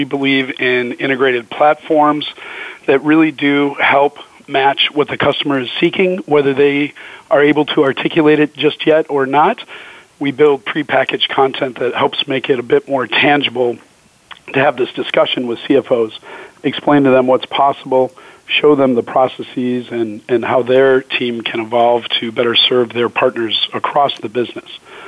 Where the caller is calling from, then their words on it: Scottsdale, Arizona, United States; Calling from sunny Scottsdale, Arizona.